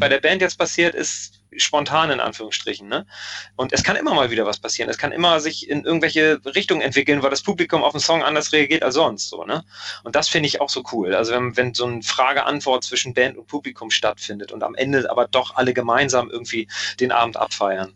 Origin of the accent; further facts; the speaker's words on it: Hamburg, Germany; ich auch als Hamburger